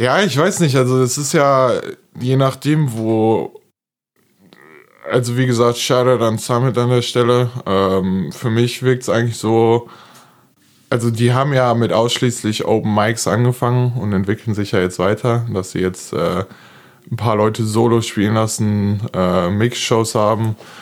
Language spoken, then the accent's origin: German; Duisburg, North Rhine-Westphalia, Germany; ich komme tatsächlich auch aus Duisburg. Äh, ich erkläre es immer ganz gerne so, es ist ein ist ein linksrheinischer Teil von Duisburg, der kulturell eher so niederrhein ist, also so Dorf